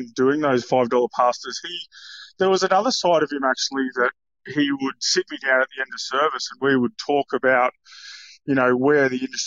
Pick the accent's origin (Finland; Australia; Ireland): Australia; Warrnambool, Victoria; now in Brisbane, Australia; I grew up in Warrnambool, so I went to a public school down there